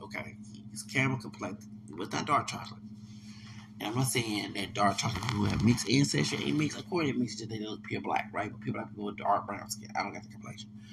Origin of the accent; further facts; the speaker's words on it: the South, United States; I'm from the South